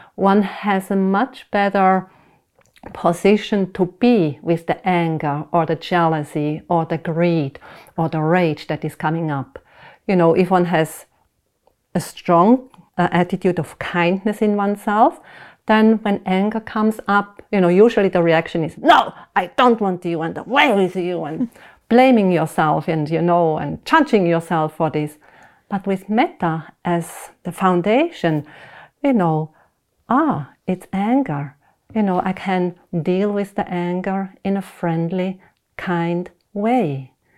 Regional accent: Switzerland; I was born in Switzerland, went to school there, and I, uh, I was raised up Protestant

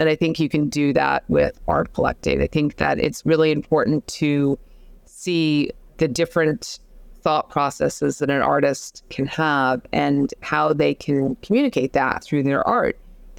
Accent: Manhattan, New York, United States; in the time that I was growing up in Manhattan, it was an area of Manhattan that had a lot of large loft spaces

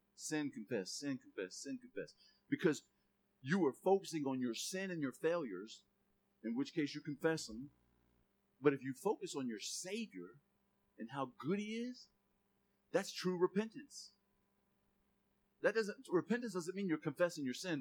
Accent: Gainesville, Florida, United States; I'm from Lincoln Estates in southeast Gainesville

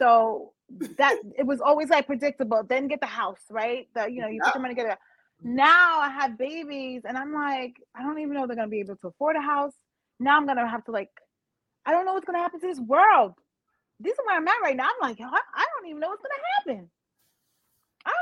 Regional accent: New York City, New York, United States; I'm from Brooklyn.

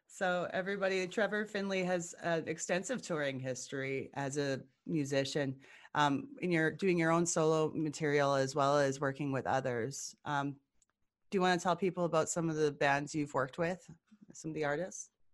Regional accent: Edmonton, Alberta, Canada; here in my hometown of Edmonton

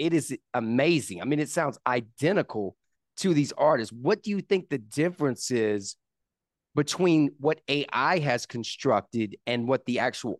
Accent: South Carolina, United States; I'm South Carolina born and raised. So shout out to the East Coast, right?

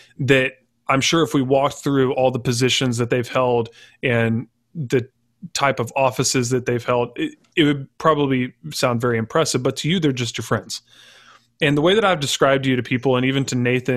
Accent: Texas, United States; growing up in Texas, which is typically a red state

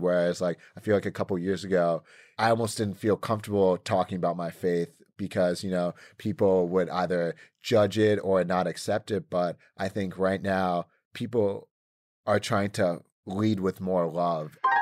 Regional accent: Boston, Massachusetts, United States; also born or lived in Canton, Massachusetts; now in Los Angeles, United States; I'm a Boston kid, born and raised

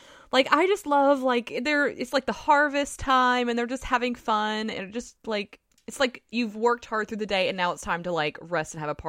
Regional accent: near Alabama, Southern US, United States; accent: southern; Did you hear my southern accent? This is how early it is. I can't control my southern accent.

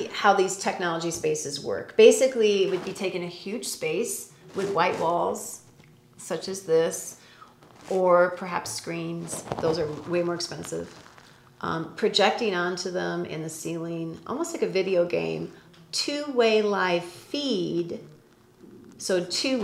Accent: Chicago, Illinois, United States; also born or lived in New York / Denver / Moscow, Idaho / Texas; now in Prescott, United States; I grew up in Chicago. I've lived in New York, Denver, Little Moscow, Idaho, you know, with that university, all the way to Texas, to Florida.

